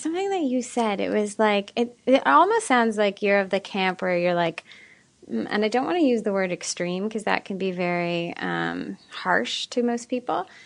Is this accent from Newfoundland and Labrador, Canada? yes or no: no; Ottawa, Ontario, Canada; moved away; I just moved back to my hometown of Ottawa, Canada